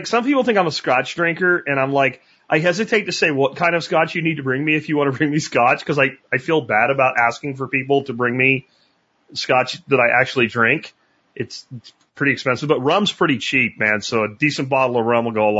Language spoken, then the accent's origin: English; Pottsville, Pennsylvania, United States; now in Texas, United States; I grew up in Pottsville, Pennsylvania, where this stuff comes from, and there's been no Yuengling in Texas until this year.